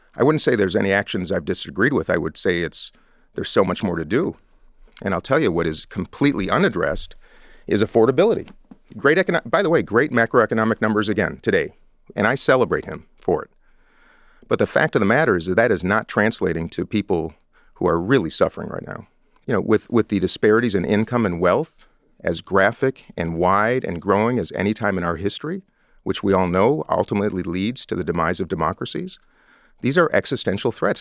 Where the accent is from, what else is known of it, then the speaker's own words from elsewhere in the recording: Minnesota, United States; I come from Minnesota